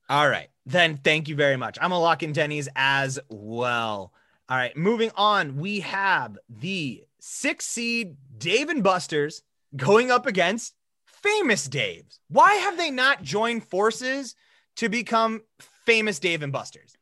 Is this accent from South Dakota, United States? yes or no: yes; South Dakota, United States; we grew up in, we grew up in South Dakota